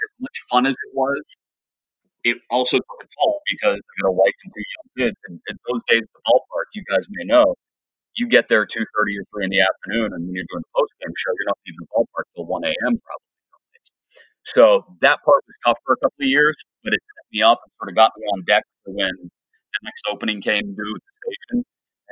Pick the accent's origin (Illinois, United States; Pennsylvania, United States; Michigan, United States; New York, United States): Pennsylvania, United States; Pittsburgh; accent: Yinzer; also born or lived in North Carolina; I get to work in Morning Drive in my hometown